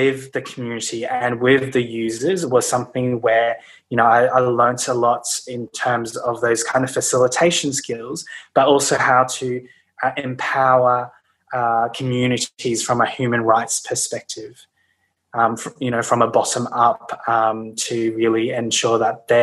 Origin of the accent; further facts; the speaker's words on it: Brisbane, Queensland, Australia; moved away as an adult; now in Sydney, Australia; I grew up in Brisbane, actually, and moved to Sydney. To study university in Sydney, and I've been in Sydney ever since, so really for about 12 years now